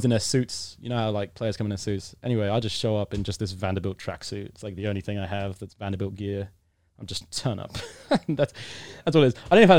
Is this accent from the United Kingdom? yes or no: yes; United Kingdom; Now, I'm British. British fans are pretty rowdy when it comes to sport.